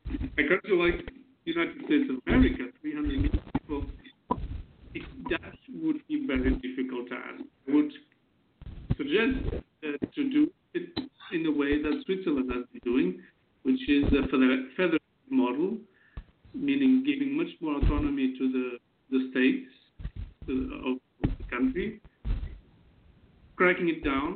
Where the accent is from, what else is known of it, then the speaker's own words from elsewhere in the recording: Porto, Norte, Portugal; born there; also born or lived in Germany; I was born in Portugal, the city of Porto. I'm 37 years old.